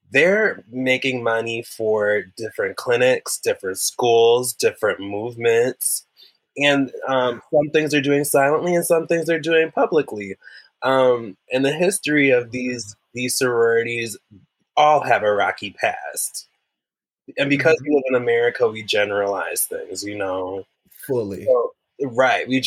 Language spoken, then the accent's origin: English; Wisconsin, United States; But going back mm. to that growing up in Wisconsin, mm-hmm. growing up in Wisconsin